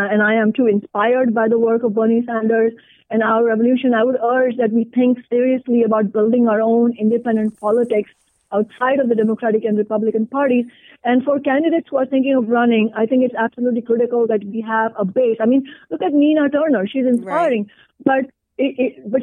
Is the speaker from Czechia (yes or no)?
no; India; now in Seattle, United States; an Indian immigrant woman of color